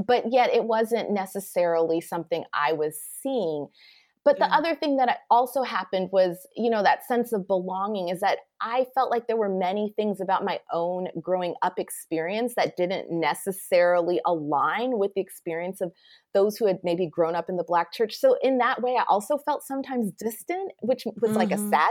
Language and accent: English; Anchorage, Alaska, United States; moved away as an adult; also born or lived in Cape Town, South Africa; where I grew up in Anchorage, it is a predominantly white community